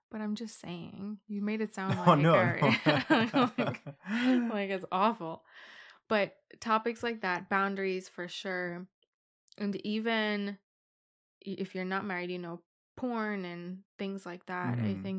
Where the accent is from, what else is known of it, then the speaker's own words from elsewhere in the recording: Ireland; also born or lived in Romania; now in Canada; Born in Romania, raised in Ireland. I feel like every time we have this conversation with people, it gets so complicated because we've moved so many times.